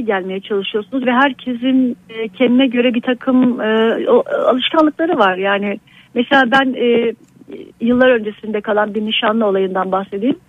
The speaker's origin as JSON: {"language": "Turkish", "region": "Aegean Region", "country": "Turkey", "tie": "born or raised there", "also_born_or_lived": "Istanbul", "moved": "as an adult", "said": "Şu anda e, memleketim olan bir Ege kasabasındayım"}